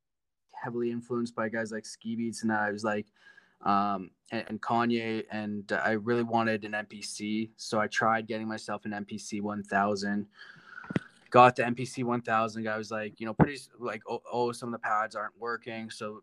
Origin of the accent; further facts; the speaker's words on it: Ontario, Canada; also born or lived in Vancouver; I was born and raised in Ontario. So, in terms of music, I say my hometown is Vancouver.